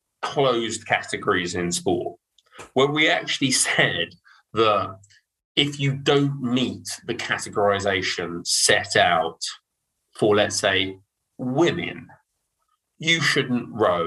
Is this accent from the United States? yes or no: no; Dartmouth, South West England, United Kingdom; I'm from Dartmouth.